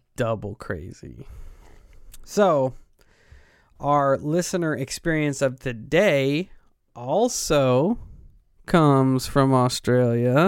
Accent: Illinois, United States; we're from Illinois and we have all of our local support here

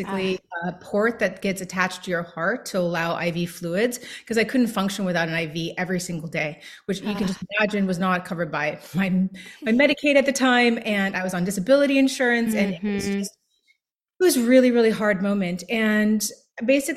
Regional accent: New York, United States; I'm a New Yorker

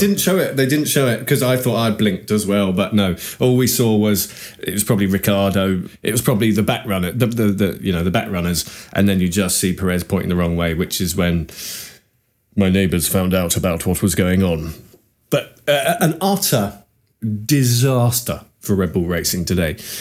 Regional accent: United Kingdom; us as Brit F one fans

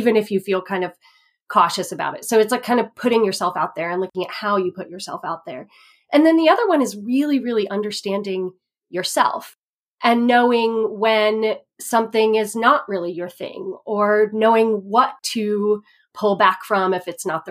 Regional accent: Texas, United States; moved away; also born or lived in Indiana / overseas; when I was 5 years old, we moved from Indiana, where my parents had grown up together. They lived in the same town forever. And when I was 5, we moved to Texas

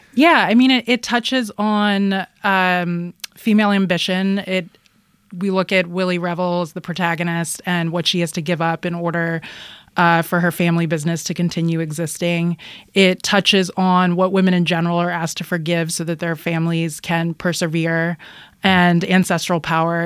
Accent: Philadelphia, Pennsylvania, United States; I grew up in Philadelphia

